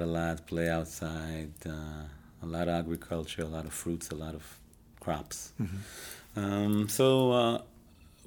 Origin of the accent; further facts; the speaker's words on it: Israel; moved away as an adult; now in Chicago, United States; I was born and raised in Israel